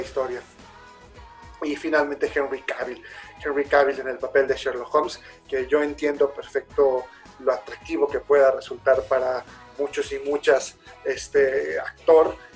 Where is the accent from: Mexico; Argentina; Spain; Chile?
Mexico; somos mexicanos